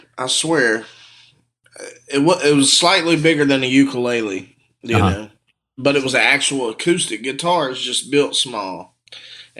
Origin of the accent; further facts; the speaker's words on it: Morton, Mississippi, United States; I'm from Morton, Mississippi